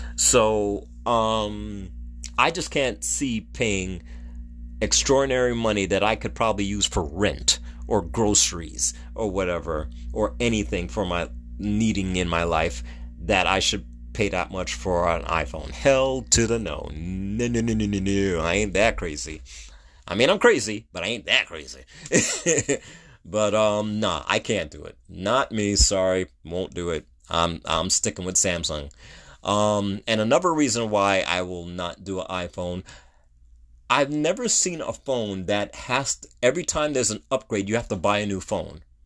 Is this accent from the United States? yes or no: yes; United States; I'm an American